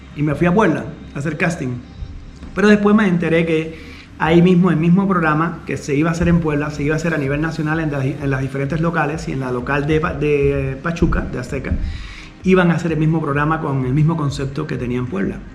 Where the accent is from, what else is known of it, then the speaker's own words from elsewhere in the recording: Cuba; moved away as an adult; also born or lived in Havana, Cuba; now in Mexico; yo nací en Cuba, nací en Cuba, nací en La Habana, a los dos años me enviaron para un pueblo que se llama Hawái Grande